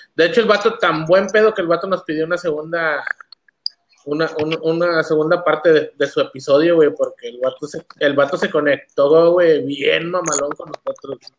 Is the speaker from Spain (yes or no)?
no; northern Mexico, Mexico; somos norteños, güey, somos, somos de la ciudad